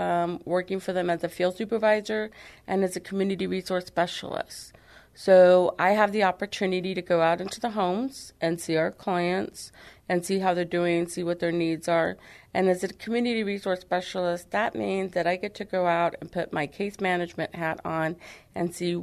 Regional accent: San Antonio, Texas, United States; now in Floresville, United States; I was born and raised in San Antonio, Texas, and then about 30 years ago decided to move out to Floresville, Texas

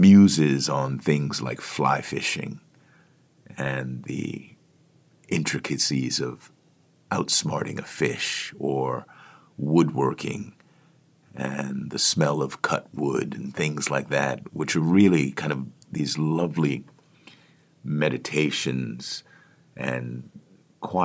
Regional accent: Washington, District of Columbia, United States; Washington, D.C., which is my hometown

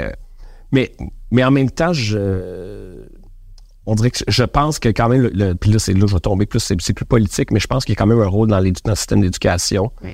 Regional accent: Quebec, Canada; les Québécois, on est un petit peu complexés

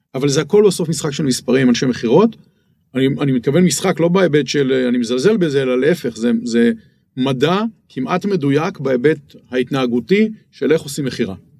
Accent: Israel; now in Bangkok, Thailand

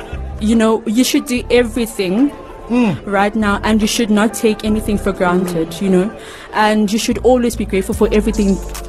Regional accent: Cape Town, Western Cape, South Africa; now in Khayelitsha, South Africa; I am from Langa. I grew up in Langa, but currently staying in Kyeezi.

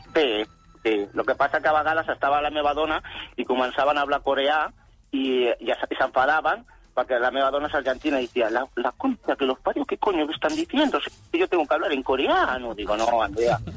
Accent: Barcelona, Catalonia, Spain; jo soc, Barcelona, jo soc barceloní

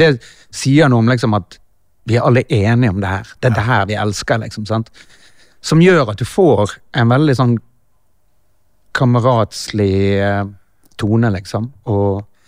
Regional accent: Norway; Vi er fra Norge

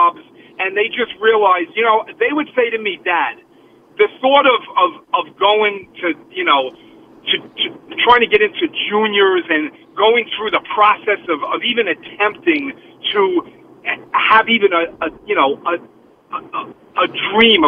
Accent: New York City, New York, United States; now in Westwood, New Jersey, United States; I'm 55, and I grew up in Brooklyn

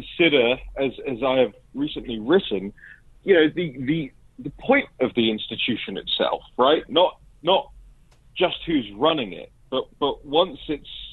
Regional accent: United Kingdom

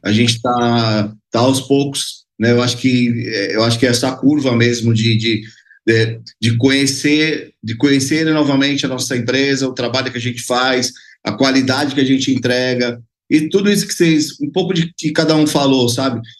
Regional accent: Baixada Santista, São Paulo, Brazil; Eu sou do, do da Baixada Santista, né? Eu moro no, no, Guarujá, mas a empresa fica em Santos

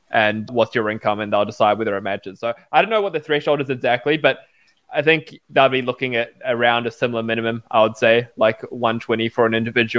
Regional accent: New Zealand; also born or lived in Australia; And I grew up in New Zealand and Australia, right?

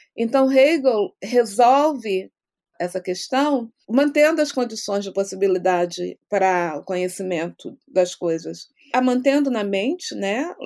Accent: Brazil; moved away as an adult; quando era quando era jovem no Brasil

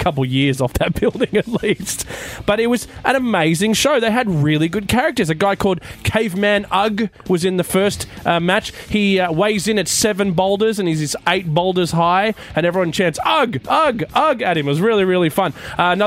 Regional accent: Australia; being an Australian wrestling fan

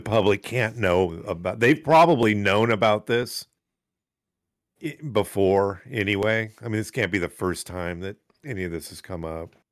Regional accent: United States; we're American

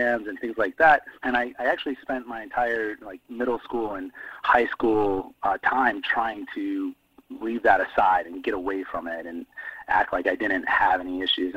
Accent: Downs, Illinois, United States; moved away; we're 15 minutes outside of Bloomington Normal in my hometown where I grew up and went from kindergarten to high school graduation

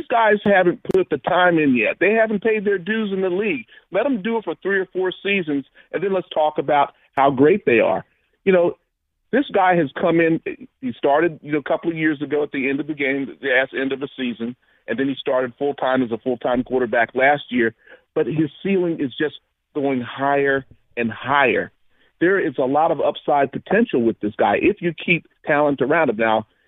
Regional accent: New Jersey, United States; I'm from Jersey, so I can speak on this a little bit.

